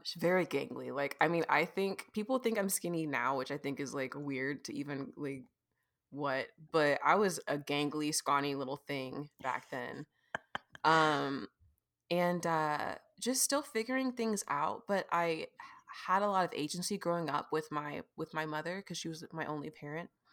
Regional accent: California, United States; moved away as an adult; now in Kansas City, United States; I'm an artist based in Kansas City, Missouri right now. And, uh, let's see, I grew up in California

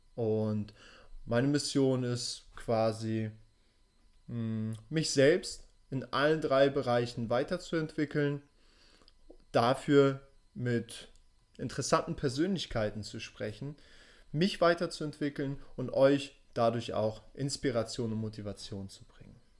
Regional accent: Hamburg, Germany; also born or lived in Russia; Ich selbst bin in Russland geboren und in Hamburg aufgewachsen

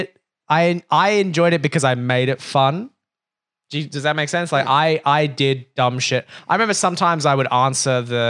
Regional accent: Brooklyn, New York, United States; And I was like, yeah, you know, I grew up in Brooklyn.

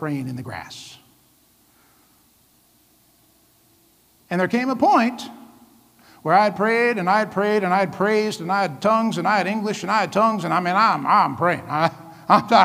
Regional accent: Vancouver, Washington, United States; moved away as an adult; also born or lived in Iowa; We were raised in Vancouver, Washington

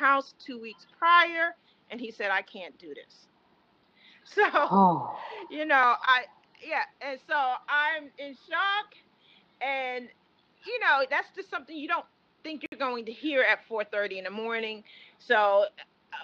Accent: New York, United States; moved away; also born or lived in Maryland; I'm from New York, but I was living in Maryland

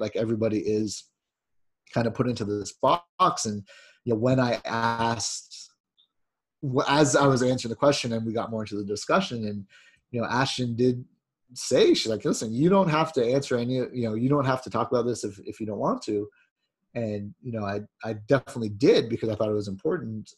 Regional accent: Jamaica

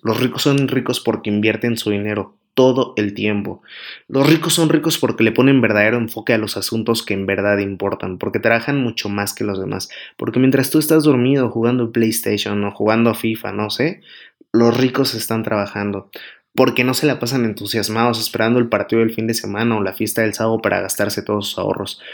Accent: Mexico; aquí en México, que es mi país natal

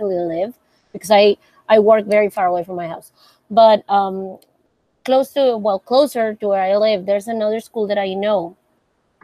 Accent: Monterrey, Nuevo León, Mexico; I'm from Mexico, Monterrey.

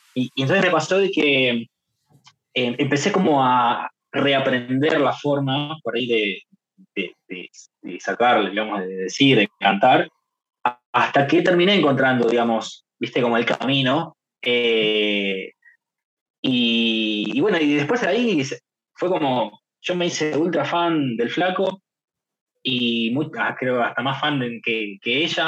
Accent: Boulogne, Buenos Aires Province, Argentina; caminando por Boulogne, en barrio, digamos, ahí en mi pueblo natal

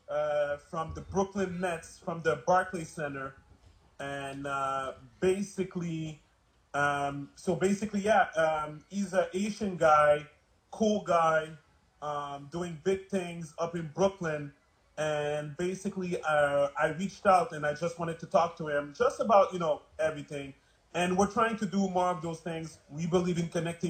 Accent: Montreal, Quebec, Canada; I'm from Montreal

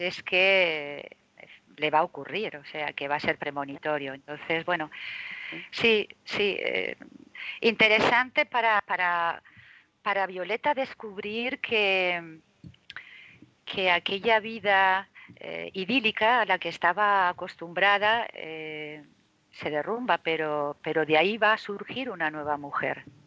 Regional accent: Zaragoza, Aragon, Spain; also born or lived in Madrid; now in Marbella, Spain; en Zaragoza, mm, de donde yo soy

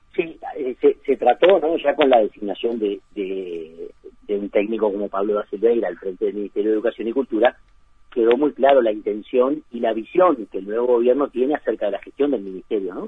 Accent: Uruguay; nosotros los uruguayos

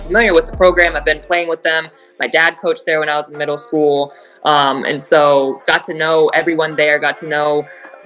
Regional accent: Phoenix, Arizona, United States; also born or lived in Oregon; I'm from Phoenix

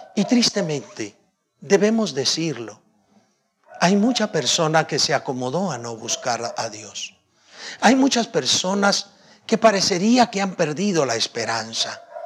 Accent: Guatemala; yo soy guatemalteco, nací guatemalteco

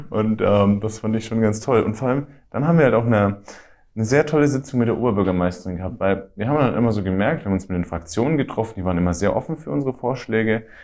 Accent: Ansbach, Bavaria, Germany; weil ich bin geboren und aufgewachsen in Ansbach. Ich habe da meine Jugend drin verbracht.

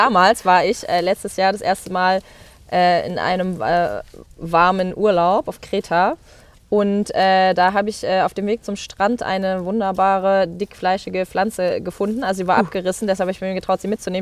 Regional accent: Mecklenburg-Vorpommern, Germany; Ich bin halt in Mecklenburg-Vorpommern aufgewachsen

